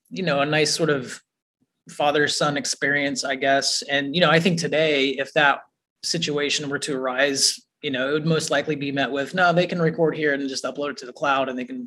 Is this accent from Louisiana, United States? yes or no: no; Muncie, Indiana, United States; I was from Muncie